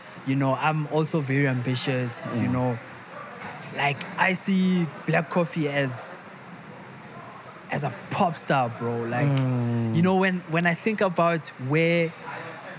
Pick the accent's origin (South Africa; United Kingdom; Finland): South Africa; Tembisa, Gauteng; I'm from Tembisa